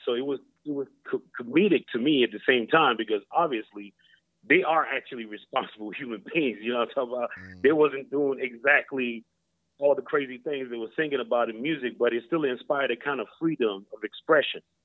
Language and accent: English; Lawrenceville, Georgia, United States; moved away as an adult; now in Sweden; we from Lawrenceville, Georgia